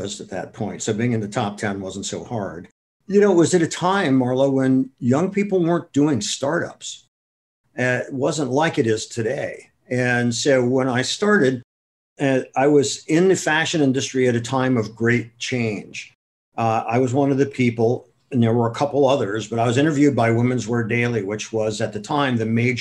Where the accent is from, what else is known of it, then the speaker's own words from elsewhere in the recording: Akron, Ohio, United States; moved away as an adult; also born or lived in Madison, Wisconsin; now in New York City, United States; I'm originally from Akron, Ohio, and I had lots of jobs when I was growing up